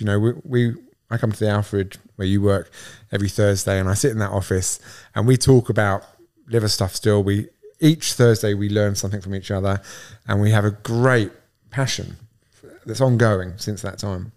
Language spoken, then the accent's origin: English; Southend-on-Sea, East of England, United Kingdom; moved away as an adult; now in Australia; I'm English. I'm from a small town called South End on Sea in Essex